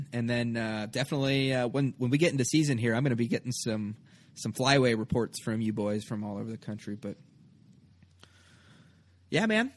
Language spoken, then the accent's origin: English; Nebraska, United States; I grew up in Nebraska.